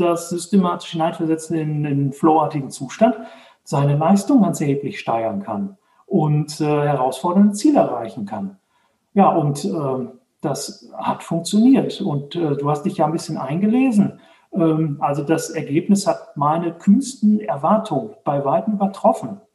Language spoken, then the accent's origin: German; Dortmund, North Rhine-Westphalia, Germany; now in Herdecke, Germany; Also ich komme aus, äh, aus Dortmund, wohne jetzt in Herdecke, ist direkt nebenan